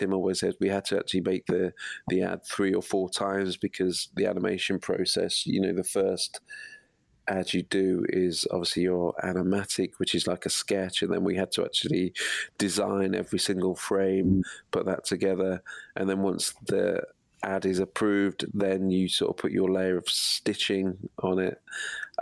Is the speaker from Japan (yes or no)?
no; Midlands, United Kingdom; now in Wilmslow, United Kingdom; I'm from the Midlands